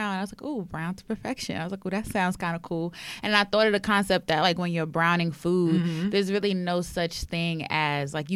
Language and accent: English; New York City, New York, United States; I'm from Harlem